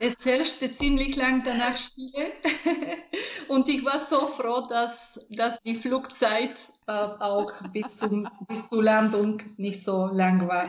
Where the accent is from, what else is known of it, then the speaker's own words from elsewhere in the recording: Bulgaria; German is a second language; moved away; Ich bin in Bulgarien in der Provinz geboren, nicht weit von der großartigen Rila-Gebirge. Es war eine glückliche, eine sehr lebhafte Kindheit.